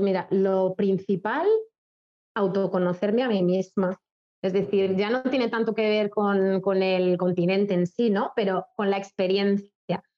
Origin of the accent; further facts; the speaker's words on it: Spain; moved away as an adult; also born or lived in China; somos españoles